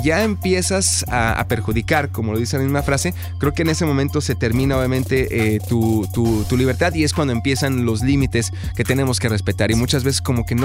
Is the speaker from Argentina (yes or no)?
no; Ciudad Juárez, Chihuahua, Mexico; now in Dallas, United States; Soy de Ciudad Juárez.